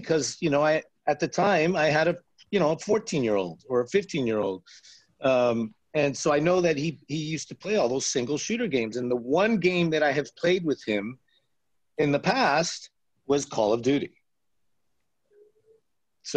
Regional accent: Las Vegas, Nevada, United States; now in Los Angeles, United States; I grew up in Las Vegas

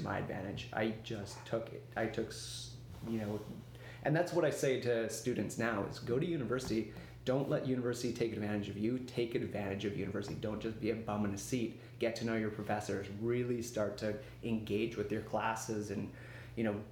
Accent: Vancouver, British Columbia, Canada; also born or lived in Victoria; I grew up in Vancouver

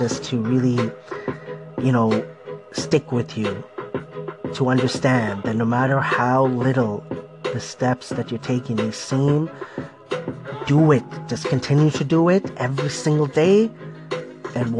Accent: Toronto, Ontario, Canada; born or raised there

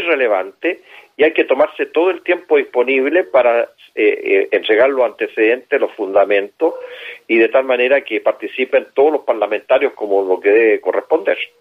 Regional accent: Chile; Yo siento como chileno vergüenza

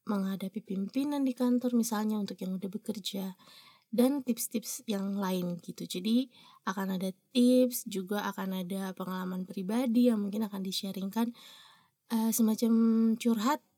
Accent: Ambon, Maluku, Indonesia; selain daerahnya bagus orang-orangnya juga manis-manis makanya dinamakan Ambon Manise jadi itu asal daerah asal saya

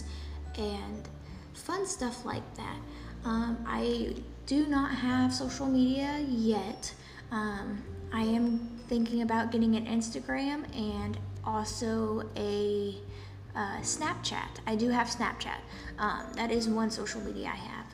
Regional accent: Poland; first language Polish; English is a second language; I was born in Poland and my first language is Polish.

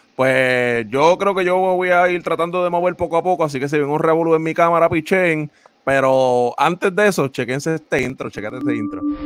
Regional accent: Puerto Rico; now in United States; Nosotros tres somos puertorriqueños, pero vivimos en Estados Unidos

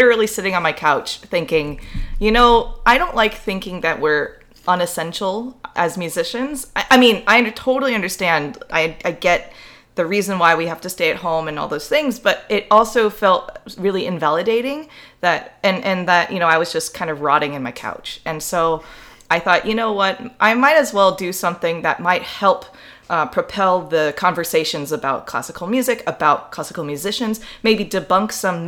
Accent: San Diego, California, United States; I'm originally from San Diego, California

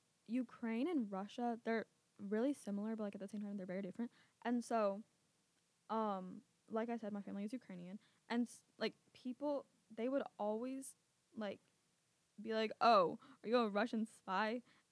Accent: Canada; born there; I was born in Canada, mm-hmm. and like my parents were from somewhere else.

